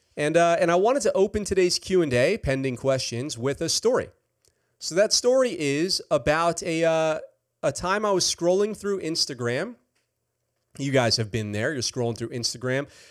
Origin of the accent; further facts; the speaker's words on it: New York, United States; I am from New York